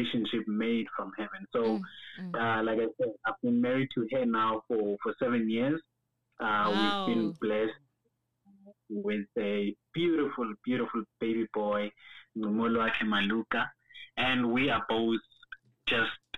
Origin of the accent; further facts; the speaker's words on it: Atteridgeville, Gauteng, South Africa; also born or lived in Nelspruit, Mpumalanga; I was born in Nelspruit, Mpumalanga, raised by my parents in Atteridgeville, in the dusty streets of Mshongoville.